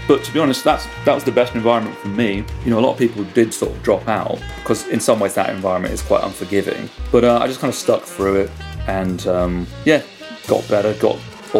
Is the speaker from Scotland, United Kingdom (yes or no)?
no; Aylesbury, South East England, United Kingdom; also born or lived in London; Well, I was born in London, and then sort of our family just kind of moved around all over the place. Eventually settled in Buckinghamshire, and I went to school in Aylesbury.